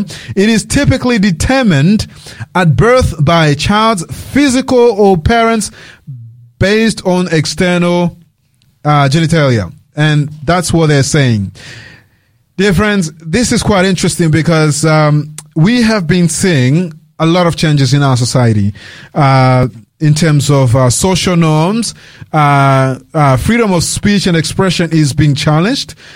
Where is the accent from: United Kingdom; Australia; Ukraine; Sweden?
Australia; I was raised here in Australia as a teenager. Um, I came here when, I was uh, really young.